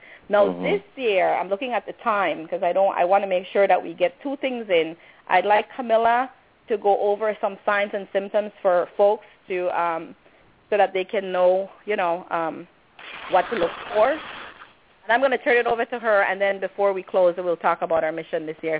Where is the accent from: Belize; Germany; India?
Belize; we basically go around and tell people we are from Belize